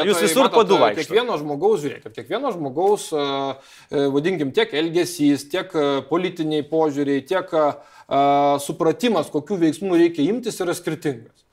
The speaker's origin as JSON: {"language": "Lithuanian", "town": "Kaunas", "region": "Kaunas County", "country": "Lithuania", "said": "Na, aš kaunietis"}